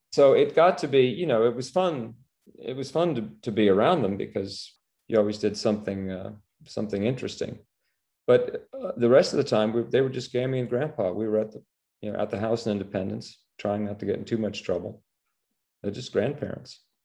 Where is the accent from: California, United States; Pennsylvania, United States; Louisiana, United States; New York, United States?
New York, United States; New York City; moved away as an adult; born and raised in Manhattan, New York